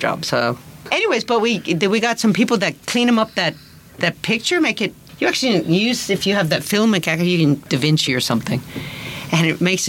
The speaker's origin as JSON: {"language": "English", "region": "Louisiana", "country": "United States", "tie": "born or raised there", "also_born_or_lived": "the Alps", "moved": "as an adult", "said": "I grew up in the bush in Louisiana"}